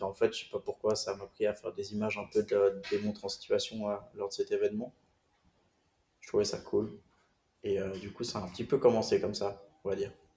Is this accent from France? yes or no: no; Switzerland; j'ai grandi en Suisse